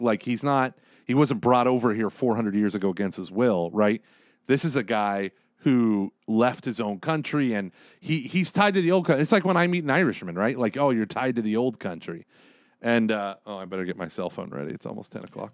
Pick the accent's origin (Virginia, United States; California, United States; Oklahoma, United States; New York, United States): Oklahoma, United States; Tulsa; I was raised in Oklahoma